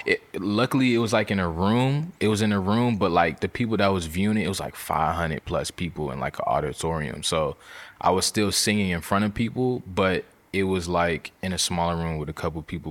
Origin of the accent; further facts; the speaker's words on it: Virginia, United States; I'm from Virginia